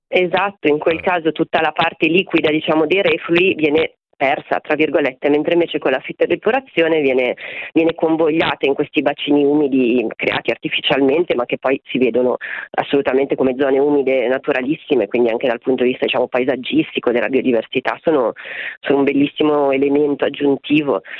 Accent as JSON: {"language": "Italian", "town": "Milan", "region": "Lombardy", "country": "Italy", "tie": "born or raised there", "moved": "as an adult", "lives_now": "Gubbio, Italy", "said": "io nata e cresciuta a Milano, trasferita sull'Appennino Umbro Marchigiano da un paio d'anni"}